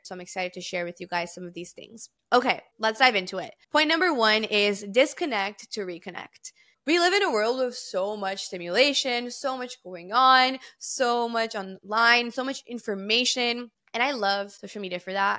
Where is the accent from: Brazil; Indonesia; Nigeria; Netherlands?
Brazil; moved away; I'm fluent in three different languages because I grew up in Brazil